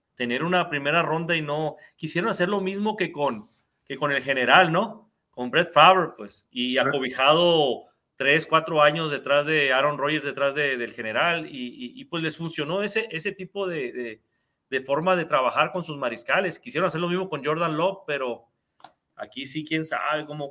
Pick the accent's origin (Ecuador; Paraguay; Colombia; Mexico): Mexico; nosotros como mexicanos